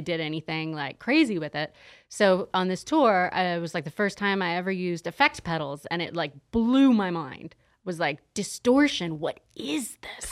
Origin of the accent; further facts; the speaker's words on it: San Diego, California, United States; moved away as an adult; also born or lived in Los Angeles; now in Las Vegas, United States; I'm actually from San Diego originally